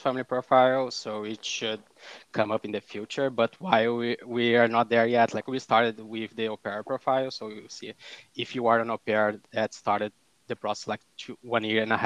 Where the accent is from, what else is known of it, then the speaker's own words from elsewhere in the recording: Brazil; moved away as an adult; also born or lived in North Dakota; now in United States; I'm also not from the US, so I'm originally from Brazil